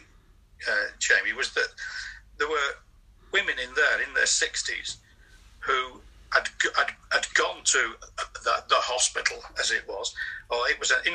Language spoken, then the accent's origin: English; the Northwest, North West England, United Kingdom; when I was in my teens, growing up in the Northwest